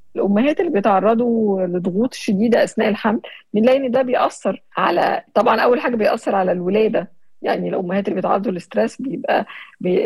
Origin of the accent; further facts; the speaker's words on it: Syria; ومن سوريا